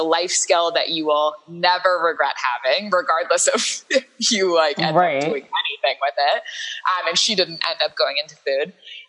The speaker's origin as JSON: {"language": "English", "town": "Los Angeles", "region": "California", "country": "United States", "tie": "born or raised there", "also_born_or_lived": "Santa Barbara, United States / Paris, France", "moved": "yes", "lives_now": "New York, United States", "said": "I grew up in Southern California. I grew up in LA and Santa Barbara."}